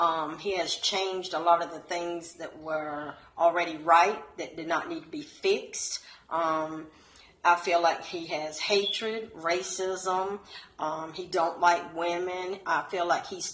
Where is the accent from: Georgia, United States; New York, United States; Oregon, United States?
Georgia, United States; Savannah; now in the Carolinas, United States; I'm originally from Savannah, Georgia.